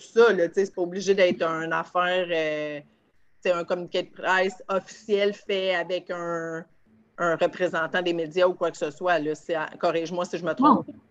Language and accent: French; Varennes, Quebec, Canada; je viens d'Arène